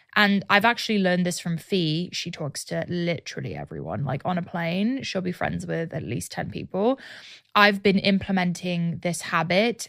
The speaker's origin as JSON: {"language": "English", "country": "United Kingdom", "moved": "yes", "lives_now": "Austin, United States", "said": "launch my business in my home country"}